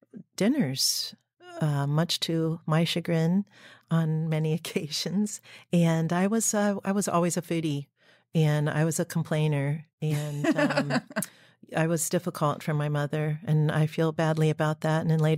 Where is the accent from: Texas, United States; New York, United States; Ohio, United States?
Ohio, United States; Dayton; Dayton, Ohio. And everyone was in the kitchen because the dining room table was in the kitchen. And it was an inner city, very, very modest home and childhood.